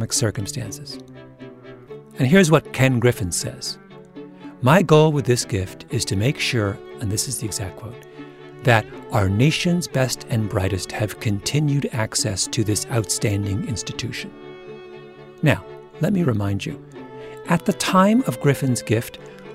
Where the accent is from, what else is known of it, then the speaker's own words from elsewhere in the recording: Canada; I grew up in Canada in the 1970s